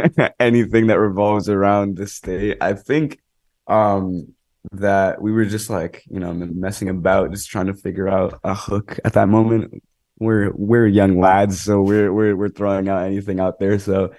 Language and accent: English; Monroe, Connecticut, United States; Well, specifically, I grew up in Fairfield County. I grew up in Monroe, Connecticut, around the Trumbull and Newtown area.